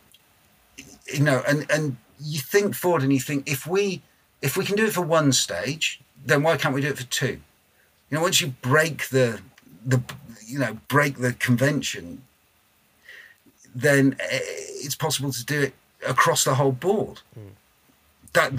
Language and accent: English; Blackpool, North West England, United Kingdom; I'm from Blackpool. Neither are lovely places to come from. I mean, I love my hometown